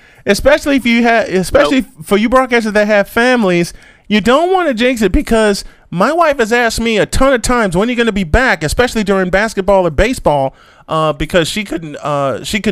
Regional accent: Chicago, Illinois, United States; I grew up in Chicago

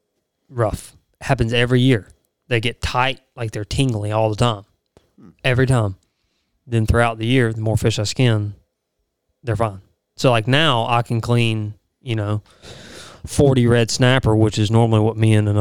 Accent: United States; growing up on the Pearl River

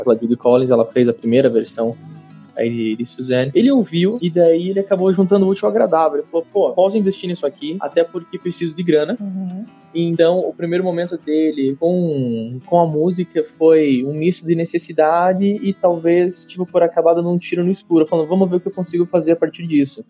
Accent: Santa Catarina, Brazil; moved away as an adult; also born or lived in Dublin; now in São Paulo, Brazil; Eu, assim como o Denis, sou, sou catarinense

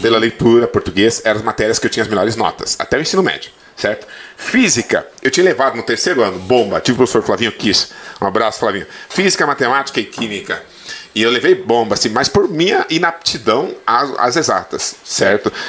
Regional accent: Planalto, Paraná, Brazil; also born or lived in São Miguel do Oeste, Santa Catarina; foi em Planalto, no sudoeste do Paraná, que eu vivi a partir dos meus uh, sete anos de. seis anos de idade.

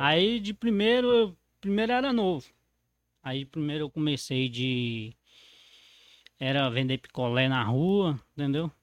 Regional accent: Mato Verde, Minas Gerais, Brazil; eu nasci dentro da borracharia

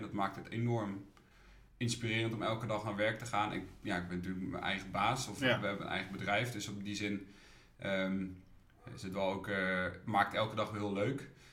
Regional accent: Ede, Gelderland, Netherlands; moved away as an adult; now in Utrecht, Netherlands; Ik kom oorspronkelijk uit Ede mensen kennen altijd nou, Ede van Ede Wageningen. Ja. Eh, daar ben ik geboren en getogen

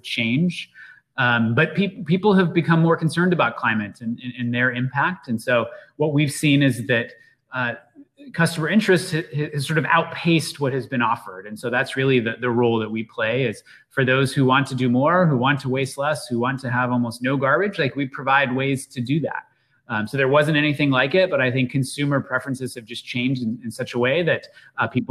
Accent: Seattle, Washington, United States; I grew up in the Seattle area

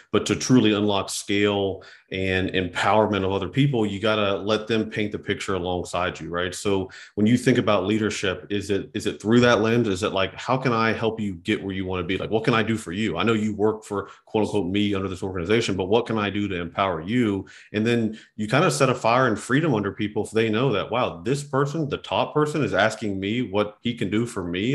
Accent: West Virginia, United States; growing up in West Virginia that was shoveling snow, cutting grass

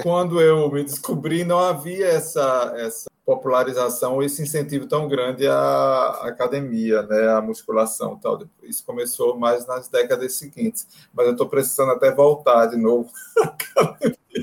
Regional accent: Northeast Brazil, Brazil; A gente é do Nordeste

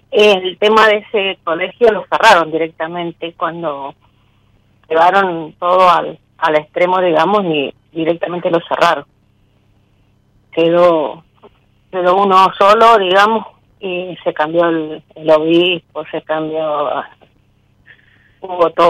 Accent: San Rafael, Mendoza, Argentina; De San Rafael Mendoza.

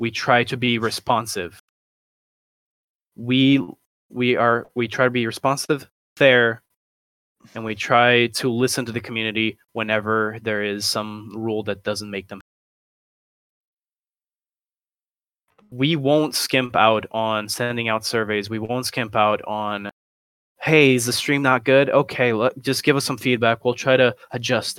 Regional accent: Brazil; I come from Brazil

